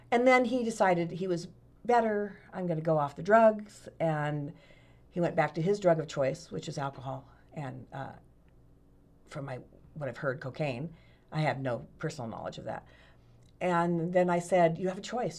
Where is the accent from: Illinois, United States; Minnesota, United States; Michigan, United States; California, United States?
California, United States; Sacramento; moved away as an adult; now in Medford, United States; Born and raised, went to El Camino High School